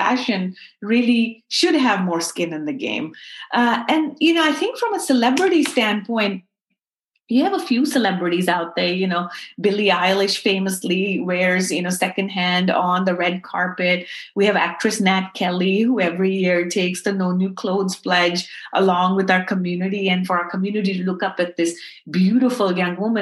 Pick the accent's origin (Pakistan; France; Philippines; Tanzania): Pakistan; Karachi, Sindh; now in United States; I grew up in Karachi where my grandfather used to run clothing factories